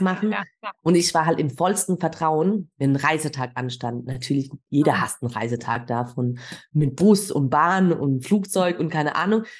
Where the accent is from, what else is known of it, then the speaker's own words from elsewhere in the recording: Germany; ich bin Deutsche